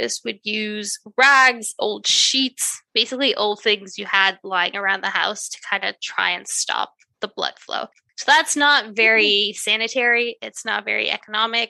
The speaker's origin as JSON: {"language": "English", "country": "Canada", "said": "I'm Canadian, we say hoser"}